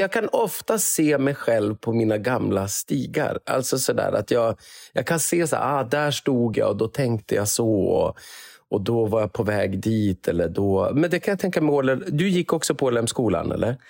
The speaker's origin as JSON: {"language": "Swedish", "town": "Umeå", "region": "Västerbotten County", "country": "Sweden", "tie": "born or raised there", "also_born_or_lived": "Gothenburg", "moved": "as an adult", "lives_now": "Karlstad, Sweden", "said": "jag är uppvuxen på Karlshöjd, eh, så, det är, så det är väldigt nära Sofiehem"}